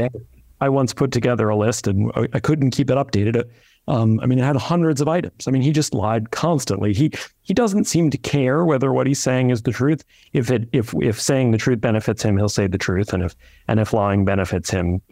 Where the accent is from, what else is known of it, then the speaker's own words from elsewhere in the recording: New York, United States; I'm a New Yorker